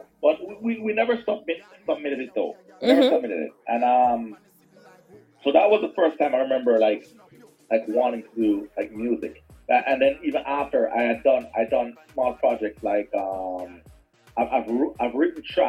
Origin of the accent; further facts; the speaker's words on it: Spanish Town, Saint Catherine, Jamaica; also born or lived in Linstead, Saint Catherine; I was born in Spanish Town, but yeah, I'm in Lindsay, Charlemont right now.